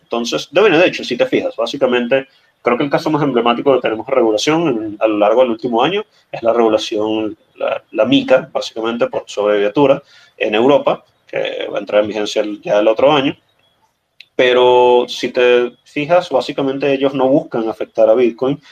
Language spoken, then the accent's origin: Spanish; Venezuela; como venezolano